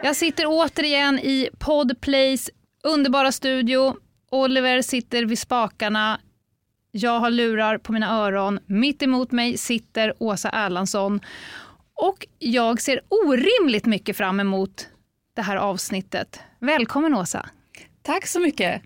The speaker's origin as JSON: {"language": "Swedish", "town": "Gothenburg", "region": "Västra Götaland", "country": "Sweden", "said": "Jag är göteborgare"}